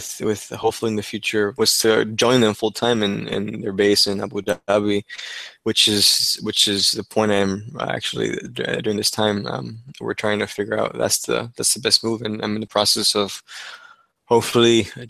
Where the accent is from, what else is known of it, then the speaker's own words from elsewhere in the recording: Texas, United States; I was able to agree to work from my hometown here in Texas